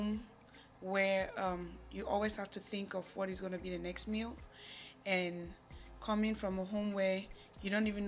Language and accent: English; Cameroon; now in United States; Growing up in Cameroon has been very hard.